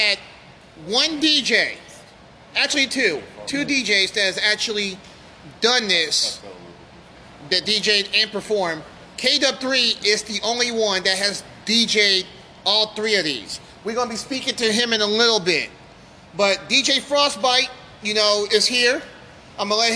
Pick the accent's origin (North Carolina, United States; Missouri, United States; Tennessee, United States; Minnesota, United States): Missouri, United States; Kansas City; also born or lived in Wichita, Kansas; I'm from Kansas City.